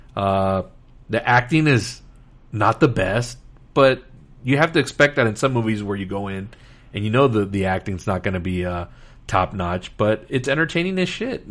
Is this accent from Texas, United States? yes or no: yes; Laredo, Texas, United States; I'm from Laredo, Texas, so I remember seeing this. We used to have a movie theater in the mall